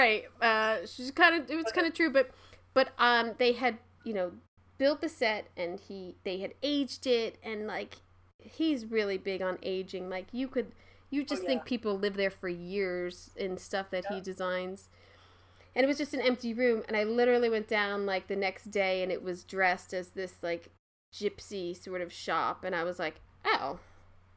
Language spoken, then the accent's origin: English; Philadelphia, Pennsylvania, United States; I'm from Philly